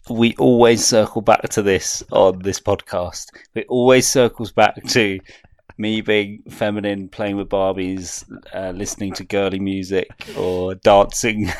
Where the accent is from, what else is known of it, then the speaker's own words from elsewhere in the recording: United Kingdom; as a British person